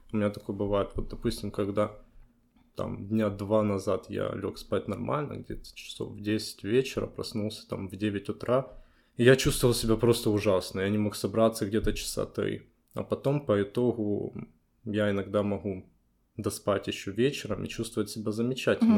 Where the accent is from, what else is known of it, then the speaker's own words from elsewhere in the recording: Kyiv, Ukraine; also born or lived in Poland; это мой родной город